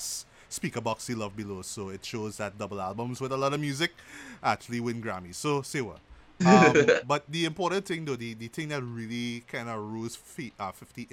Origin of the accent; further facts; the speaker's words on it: Trinidad & Tobago; we're not from the States, but I'll talk about it like from in Trinidad